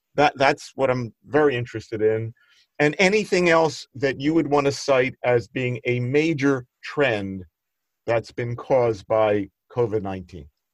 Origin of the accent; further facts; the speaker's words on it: Philadelphia, Pennsylvania, United States; I grew up in Northeast Philadelphia